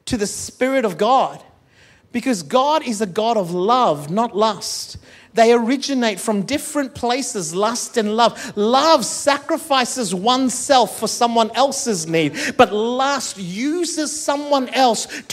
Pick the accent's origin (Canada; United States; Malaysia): Malaysia; also born or lived in India; now in Perth, Australia; I'm Malaysian